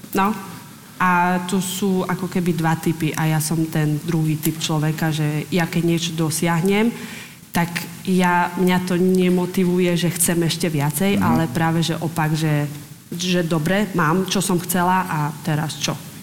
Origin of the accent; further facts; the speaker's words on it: Slovakia; also born or lived in Liptov; ja som zo Slovenska